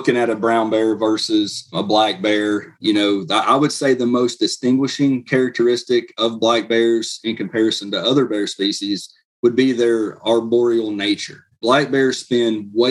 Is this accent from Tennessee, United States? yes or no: yes; Blount County, Tennessee, United States; I was born and raised here in Blount County